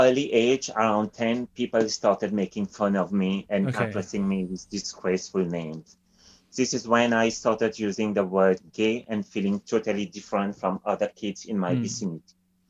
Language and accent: English; Mauritius; moved away as an adult; now in Athlone, Ireland; I'm originally from Mauritius. I'm in Ireland since 26 months and I'm currently living in Athlone.